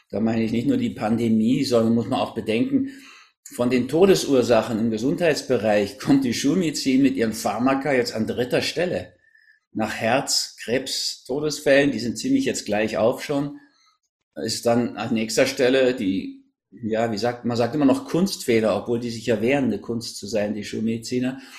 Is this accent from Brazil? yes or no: no; Berlin, Germany; also born or lived in Hamburg; Ich bin so eine Mischung aus Berlin und Hamburg, in Berlin geboren.